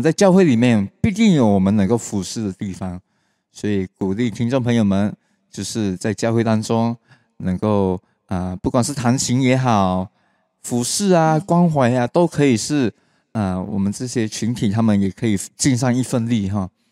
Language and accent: Chinese; Malaysia; 我们马来西亚话就是讲 steady